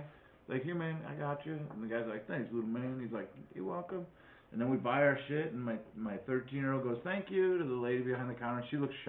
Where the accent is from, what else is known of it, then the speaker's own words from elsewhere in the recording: Wisconsin, United States; I'm just going to mimic everyone else's speech patterns so I don't sound like I'm from Wisconsin.